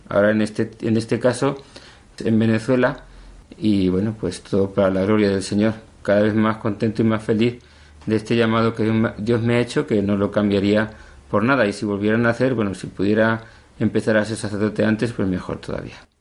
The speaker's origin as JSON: {"language": "Spanish", "town": "Cuenca", "region": "Castilla-La Mancha", "country": "Spain", "tie": "born or raised there", "also_born_or_lived": "Valdeganga", "said": "Yo nací eh, ya hace, bueno, no muchos años, 53 nada más, en Cuenca, aunque yo me crié en un pueblo pequeñito de la provincia de Cuenca, Valdeganga. A los seis años eh, mis padres se trasladaron para aquí, para la ciudad"}